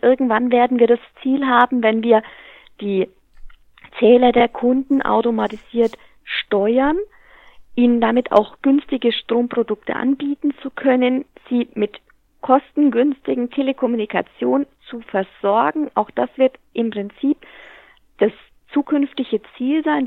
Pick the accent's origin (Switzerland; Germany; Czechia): Germany; Hammelburg, Bavaria; fühle mich aber hier meiner Heimat sehr, sehr stark verwurzelt